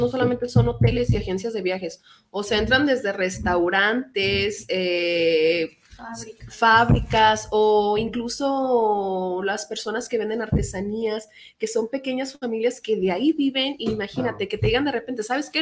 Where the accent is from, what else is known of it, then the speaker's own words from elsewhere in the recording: Mexico; nosotros como mexicanos